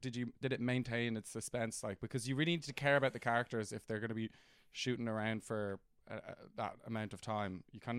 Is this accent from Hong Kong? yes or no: yes; Hong Kong; Yes, no, I went to an international school in Hong Kong. But yes, no, I grew up in Hong Kong.